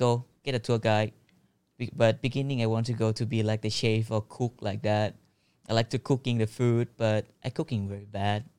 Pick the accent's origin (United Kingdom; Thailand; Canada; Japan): Thailand; Phuket; English is a second language; also born or lived in Phang Nga; I was born in Phuket, but I was moved to Punggye-na when I was born, like, for six months, because my parent is not able to treat me. So, I just go to Punggye-na to grow up with my grandpa and grandma. So, when I was, like, four, we just moved back to the Phuket